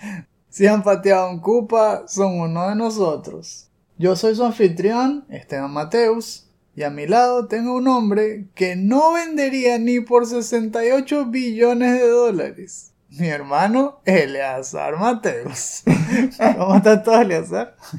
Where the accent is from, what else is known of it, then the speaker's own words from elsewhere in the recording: Venezuela; somos venezolanos